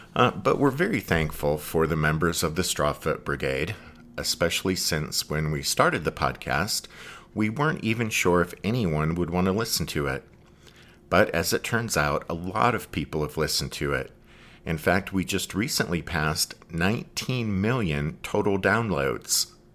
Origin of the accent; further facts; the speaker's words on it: Pennsylvania, United States; I'm from Pennsylvania